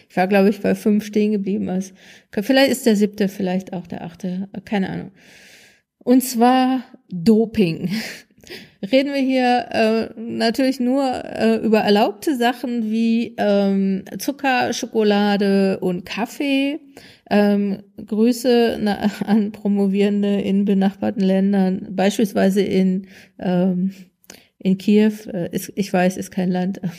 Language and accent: German; North Rhine-Westphalia, Germany; Ich komme ja aus Nordrhein-Westfalen, da gibt's ähm, WDR 5